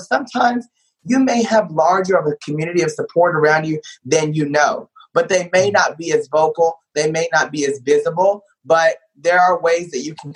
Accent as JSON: {"language": "English", "town": "Paris", "region": "Texas", "country": "United States", "tie": "born or raised there", "said": "I grew up in Paris, Texas, about 2 hours north of Dallas"}